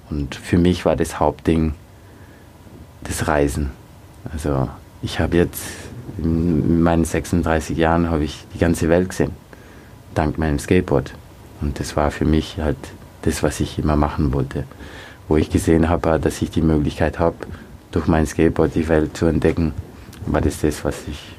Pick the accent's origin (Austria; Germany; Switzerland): Austria; Aber als ich aufgewachsen bin in Österreich, war es schon äh, ein Thema auf jeden Fall, mit dem ich mich auseinandersetzen musste.